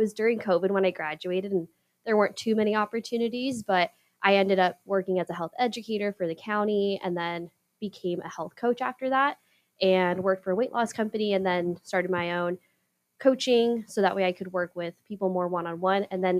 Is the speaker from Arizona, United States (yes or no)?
yes; Yuma, Arizona, United States; I'm from Yuma. So I grew up using the Parks and Rec resources and playing the sports and going to the pools.